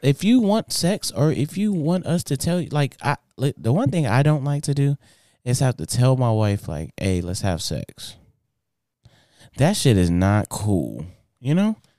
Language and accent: English; Inglewood, California, United States; I grew up in Inglewood, California.